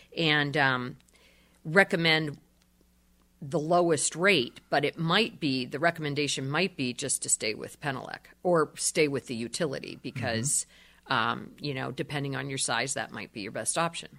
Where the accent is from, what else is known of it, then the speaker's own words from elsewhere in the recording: Erie, Pennsylvania, United States; I was born and raised in Erie